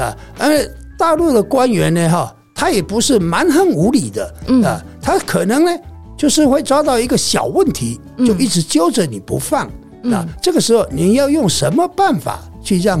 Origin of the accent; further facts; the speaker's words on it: Taiwan; 就算我台湾人的生活习惯的去那边，肯定不习惯。